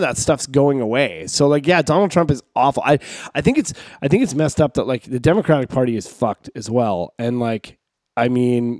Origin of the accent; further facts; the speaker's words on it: Canada; I'm Canadian